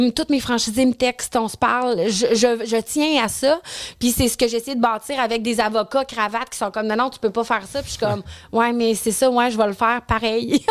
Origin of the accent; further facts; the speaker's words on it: Quebec City, Quebec, Canada; moi je viens de Québec, puis je trouvais que ça faisait pas de sens que j'avais pas de comptoir sushi à la maison à Québec